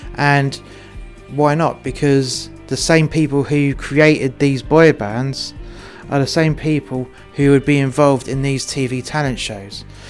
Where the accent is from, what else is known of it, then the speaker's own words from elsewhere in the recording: England, United Kingdom; I'm English and my missus is Welsh